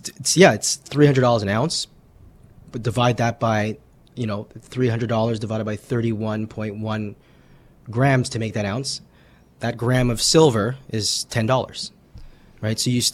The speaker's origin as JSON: {"language": "English", "country": "Canada", "said": "for Canadians being being Canadian, we're going to, you know, take a little bit more for Canadians."}